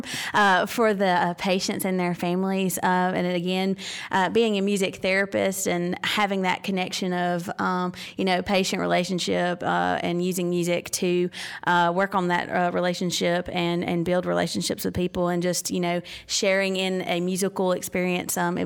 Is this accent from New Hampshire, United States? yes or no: no; Mississippi, United States; I grew up, born and raised in Mississippi.